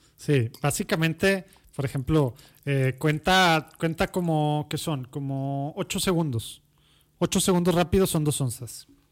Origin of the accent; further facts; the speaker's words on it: Monterrey, Nuevo León, Mexico; also born or lived in Mexico City; Soy regio, regio, regio. De la Conchita. Era el, único hospital.